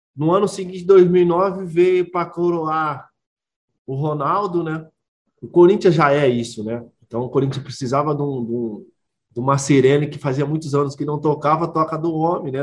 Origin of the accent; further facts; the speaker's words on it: Belo Horizonte, Minas Gerais, Brazil; moved away as an adult; eu sou mineiro né, de BH